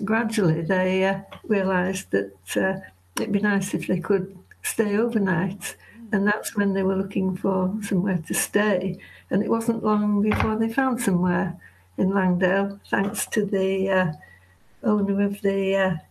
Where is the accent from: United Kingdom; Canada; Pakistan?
United Kingdom; Leeds, Yorkshire and the Humber; I live in the Yorkshire Dales. I'm a Yorkshire woman because I was born in Leeds